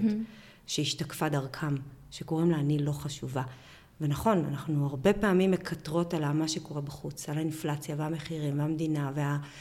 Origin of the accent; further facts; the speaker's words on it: Bar'am, Northern District, Israel; אני גדלתי בקיבוץ ברם בשנות ה-80